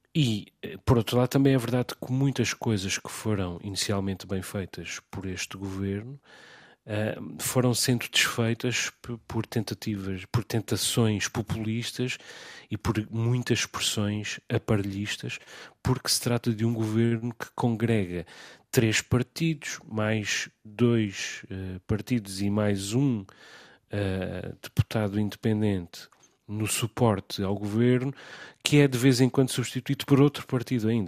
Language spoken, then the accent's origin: Portuguese; Azores, Portugal; porque sou jornalista, porque sou açoriano